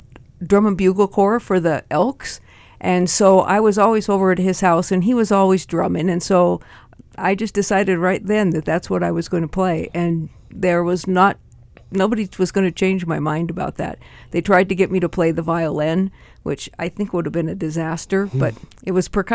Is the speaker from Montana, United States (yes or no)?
yes; Great Falls, Montana, United States; I was born in Great Falls and went to school at Lewis and Clark and East Middle School and Great Falls High. Mm. So I'm a local girl.